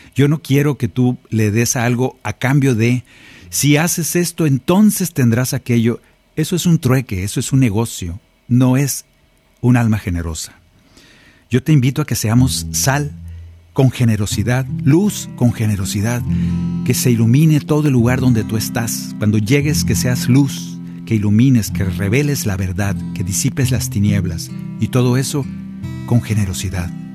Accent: Sonora, Mexico; moved away; Allá en mi tierra, en Sonora

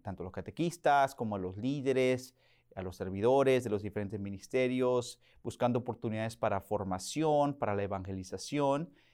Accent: Oklahoma, United States; Spanish is a second language; moved away as an adult; now in Virginia, United States; Yo nací en Oklahoma, ahí básicamente crecí también

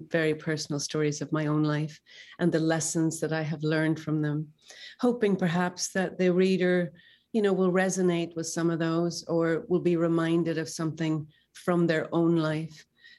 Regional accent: Northern Ireland, United Kingdom; I myself grew up in a war, and I know how scary that can be. I grew up in Northern Ireland

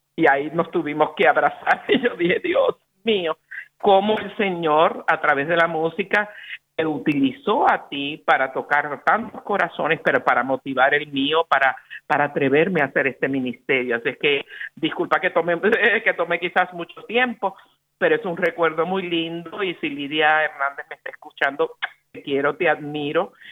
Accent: Puerto Rico; el corazón de Boricua

